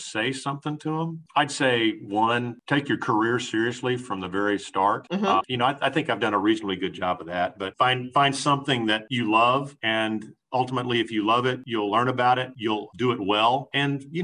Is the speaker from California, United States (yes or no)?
no; Houston, Texas, United States; also born or lived in Dallas; I grew up in Houston.